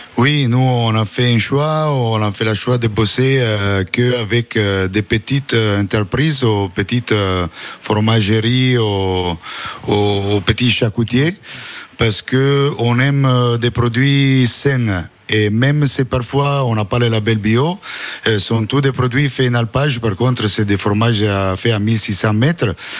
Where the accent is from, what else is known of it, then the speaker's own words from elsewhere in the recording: Italy; French is a second language; moved away; je suis italien